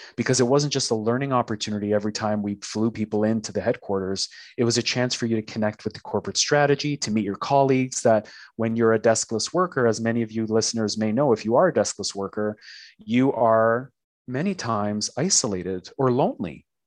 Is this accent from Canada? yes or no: yes; Toronto, Ontario, Canada; moved away as an adult; now in Tulsa, United States; I'm Canadian, living currently in Tulsa, Oklahoma, but I'm originally Canadian from Toronto, Canada.